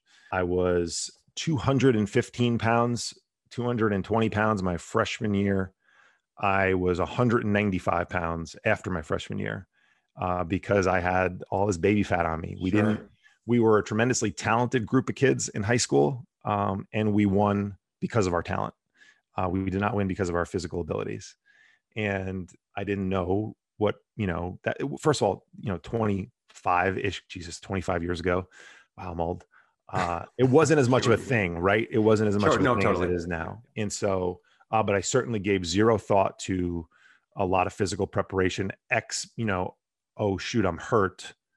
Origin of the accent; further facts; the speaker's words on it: New Jersey, United States; So I grew up in Bergen County, New Jersey, which is a suburb of New York City, right outside of Manhattan, 10 or so miles from Manhattan.